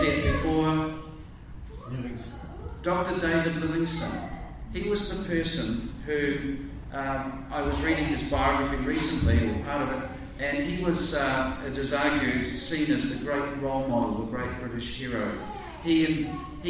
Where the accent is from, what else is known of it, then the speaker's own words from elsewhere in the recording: North Canterbury, New Zealand; as a boy growing up in North Canterbury